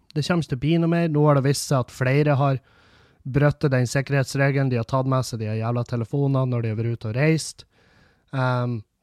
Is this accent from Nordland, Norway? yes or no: yes; Meløy, Nordland, Norway; i Meløy, der jeg kommer fra